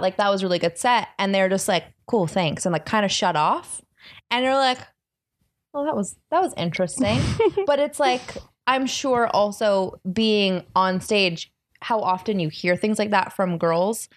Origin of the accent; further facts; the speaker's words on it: Los Angeles, California, United States; I grew up in Los Angeles